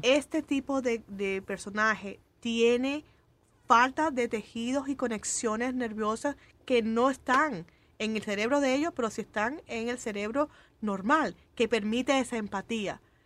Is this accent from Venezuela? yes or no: no; Cuba; moved away; yo como cubana